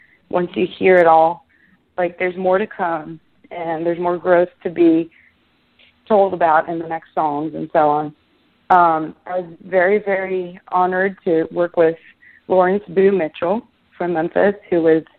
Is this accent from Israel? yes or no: yes; Israel; moved away as an adult; now in United States; I was born and raised in Israel. And then I moved here 5 years ago.